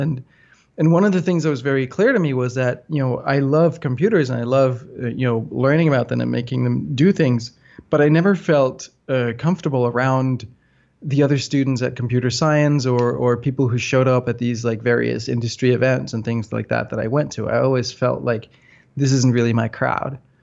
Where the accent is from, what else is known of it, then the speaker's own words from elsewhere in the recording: north of Copenhagen, Capital Region of Denmark, Denmark; I grew up in Denmark, um, north of Copenhagen, the so-called whiskey belt